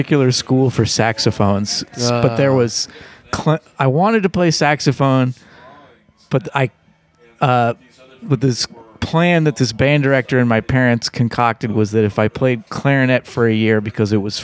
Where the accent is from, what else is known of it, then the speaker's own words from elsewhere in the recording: Pittsburgh, Pennsylvania, United States; now in New Orleans, United States; I'm from Pittsburgh